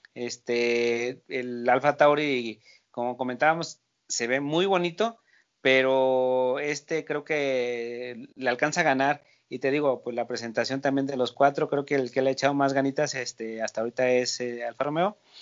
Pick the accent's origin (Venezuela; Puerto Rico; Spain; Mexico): Mexico; uno como mexicano